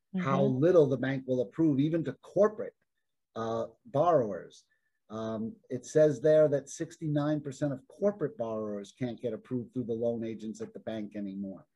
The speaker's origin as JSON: {"language": "English", "region": "Arizona", "country": "United States", "said": "I'm from Arizona."}